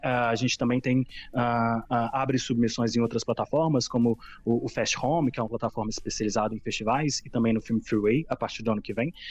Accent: Minas Gerais, Brazil; moved away as an adult; also born or lived in Covilhã, Portugal; now in Portugal; Eu sou brasileiro, sou brasileiro de Minas Gerais

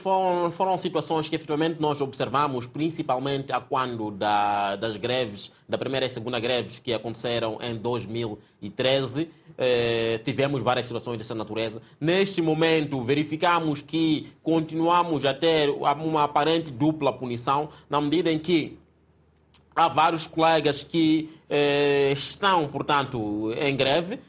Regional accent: Mozambique; como moçambicanos que somos

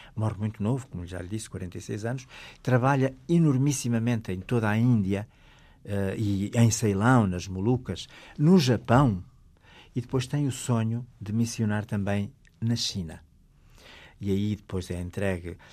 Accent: Alto Douro, Norte, Portugal; Na minha aldeia natal, que é no Alto Douro

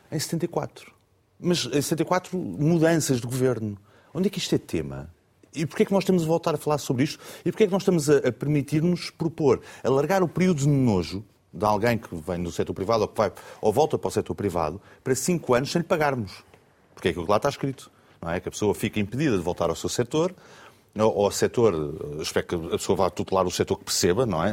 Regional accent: Portugal; Eu, como português, cidadão português.

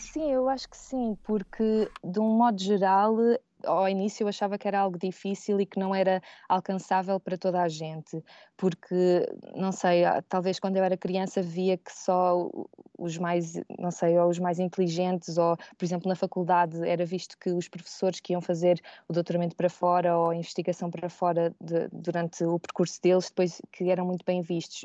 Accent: Seixal, Setúbal, Portugal; moved away as an adult; also born or lived in Caparica; now in Heidelberg, Germany; Eu cresci e, e nasci no Seixal

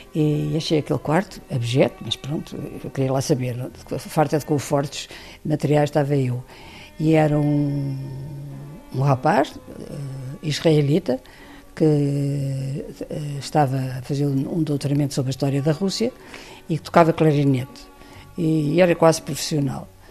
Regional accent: Portugal; venho de Portugal

